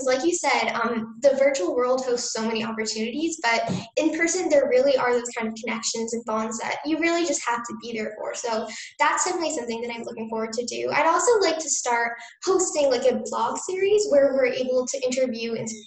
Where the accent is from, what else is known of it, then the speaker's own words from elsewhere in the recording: New Jersey, United States; I grew up in New Jersey